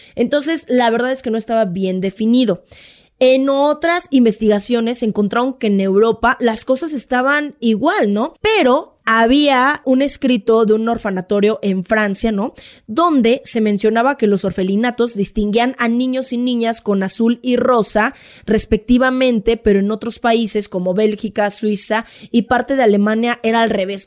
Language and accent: Spanish; Mexico; somos los mexicanos